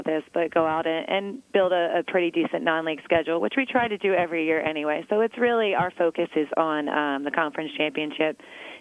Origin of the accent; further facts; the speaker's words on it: Philadelphia area, Pennsylvania, United States; also born or lived in Scranton, Pennsylvania; my hometown is in this area, kind of like Adrian just said. So I grew up in this area